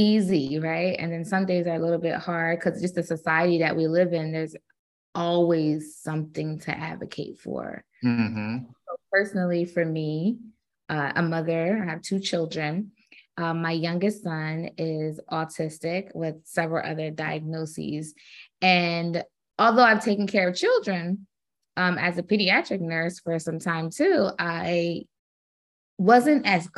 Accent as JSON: {"language": "English", "town": "Kaduna", "region": "Kaduna State", "country": "Nigeria", "tie": "born or raised there", "said": "It's a Nigerian name. I was born in Kaduna, Nigeria. I'm Edo"}